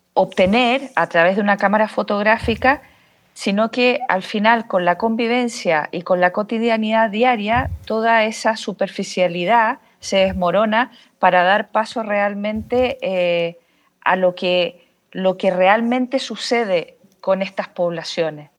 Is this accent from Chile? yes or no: yes; Chile; moved away as an adult; also born or lived in Barcelona, Spain; soy chilena, pero salí de Chile a los 26 años eh, para hacer un doctorado en fotografía y vídeo eh, en la Universidad de Barcelona